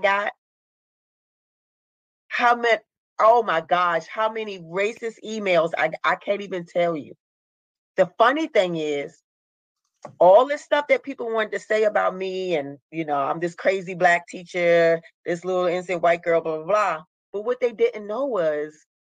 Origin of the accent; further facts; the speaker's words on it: Baltimore, Maryland, United States; I'm from Baltimore, Maryland